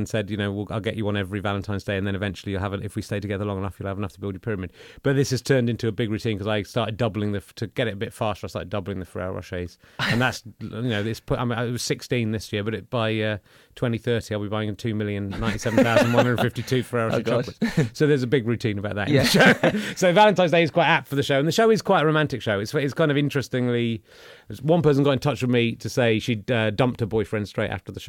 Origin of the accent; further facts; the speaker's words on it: Pocklington, Yorkshire and the Humber, United Kingdom; born there; I was born in Pocklington.